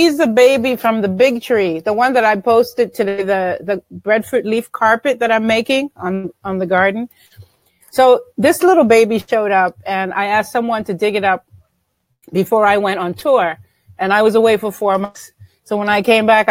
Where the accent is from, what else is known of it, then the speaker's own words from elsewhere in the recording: New York, United States; also born or lived in Honduras; I was born in Honduras, which means absolutely nothing because I grew up in New York